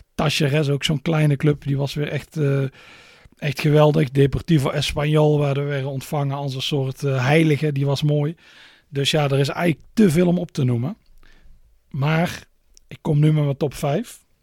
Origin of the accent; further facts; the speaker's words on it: Netherlands; als Nederlander